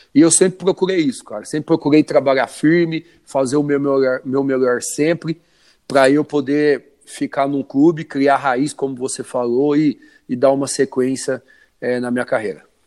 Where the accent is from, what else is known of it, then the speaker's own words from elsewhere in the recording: Orlândia, São Paulo, Brazil; sou natural de Orlândia, interior de São Paulo